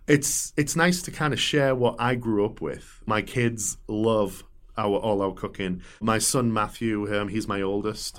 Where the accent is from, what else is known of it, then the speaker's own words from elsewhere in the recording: England, United Kingdom; moved away as an adult; also born or lived in Atlanta, United States / Nebraska, United States; now in Omaha, United States; growing up in England